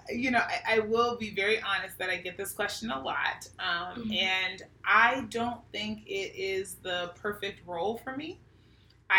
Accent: Pittsburgh, Pennsylvania, United States; now in Sacramento, United States; I was born and raised in Pittsburgh, Pennsylvania

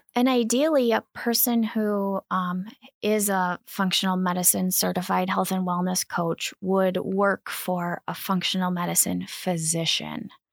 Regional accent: Kankakee River, Illinois, United States; I grew up on the Kankakee River

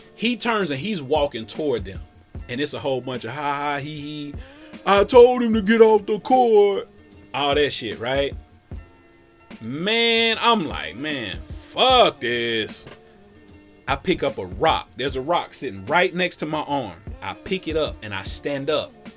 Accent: Cincinnati, Ohio, United States; as a kid growing up in Cincinnati

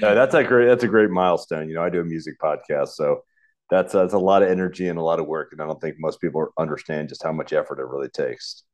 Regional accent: United States; moved away as an adult; also born or lived in Richmond, Virginia / St. Petersburg, Florida; now in St. Louis, United States; I grew up in the East Coast, um, right near Washington, D.C.

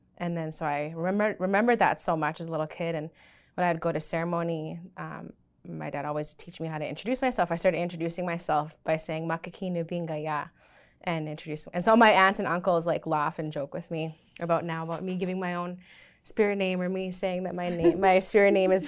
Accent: Swan Lake First Nation, Manitoba, Canada; I'm from Swan Lake First Nation.

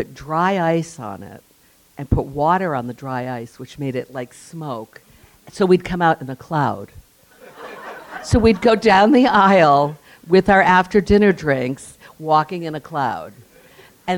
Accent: West Warwick, Rhode Island, United States; moved away; I was a kid from West Warwick.

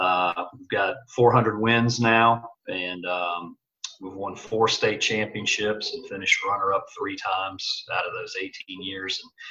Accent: Indiana, United States; You know, I came from Indiana. We would play a lot of deny, wing defense, man-to-man.

